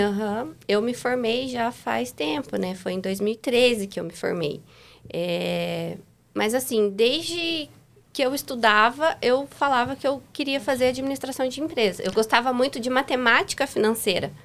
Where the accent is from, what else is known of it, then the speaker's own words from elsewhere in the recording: Figueira, Paraná, Brazil; moved away; also born or lived in Japira; Nasci em Japira e me criei em Figueira